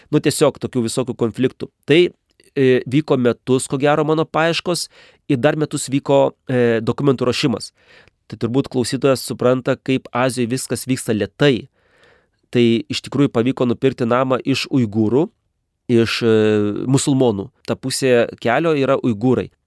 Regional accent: Lithuania; moved away as an adult; now in Kazakhstan; aš iš Lietuvos.

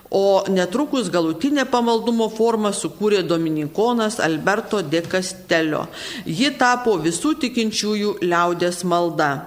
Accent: Samogitia, Lithuania; mes žemaičiai

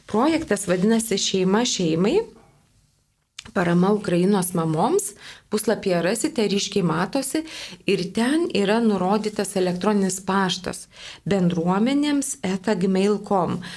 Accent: Lithuania; esame mes lietuviai

